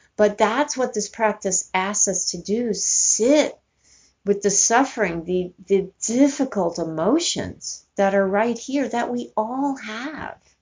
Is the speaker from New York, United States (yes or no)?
yes; New York City, New York, United States; moved away as an adult; also born or lived in Northern California; I grew up in New York City and I moved to California when I was 18